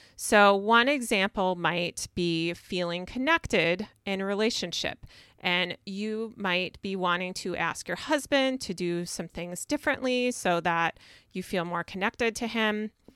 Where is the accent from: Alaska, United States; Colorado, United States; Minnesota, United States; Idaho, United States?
Minnesota, United States; I'm from Minnesota